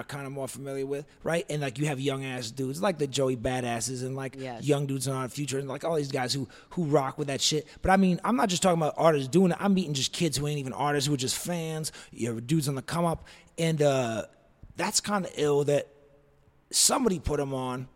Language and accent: English; East Coast, United States; now in Los Angeles, United States; I'm from the East Coast